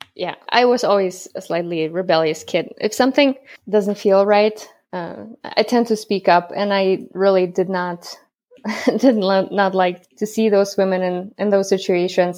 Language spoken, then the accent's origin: English; Germany; moved away as an adult; also born or lived in Kazakhstan; now in United States; I'm from Germany. The longer is I was born in Kazakhstan. and moved to Germany when I was ten